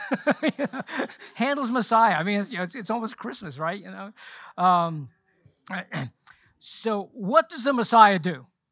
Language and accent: English; Charlotte, North Carolina, United States; also born or lived in London, England / Butner, North Carolina / San Antonio, Texas; we moved to Charlotte when I was nine, so I basically grew up here in Charlotte